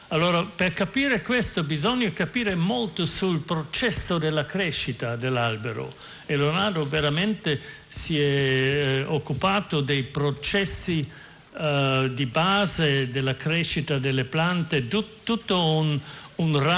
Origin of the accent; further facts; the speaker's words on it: Austria; Italian is a second language; now in United States; Io sono austriaco e vivo in America